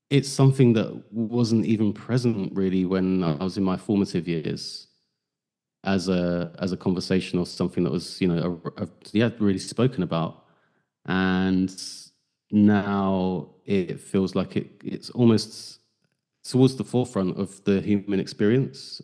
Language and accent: English; London, United Kingdom; moved away as an adult; I grew up in South, East, South East London